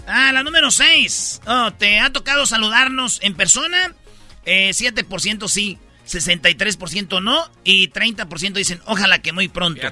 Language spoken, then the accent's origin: Spanish; Michoacán, Mexico; moved away; cuando yo estaba en el catecismo, allá en Michoacán